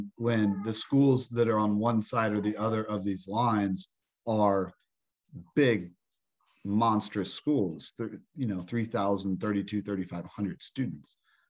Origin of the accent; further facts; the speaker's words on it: Fort Wayne, Indiana, United States; I grew up in Fort Wayne.